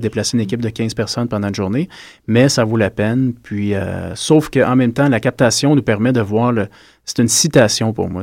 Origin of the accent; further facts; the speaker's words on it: Gatineau, Quebec, Canada; moved away as an adult; now in Montreal, Canada; je viens de Hull. Je suis parti à 21 ans de Hull, puis mais je me considère montréalais maintenant